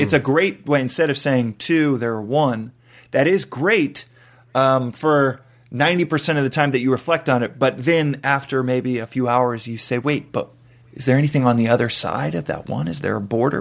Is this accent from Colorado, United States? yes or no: no; Texas, United States; Texas, I mean, Bible Belt, Texas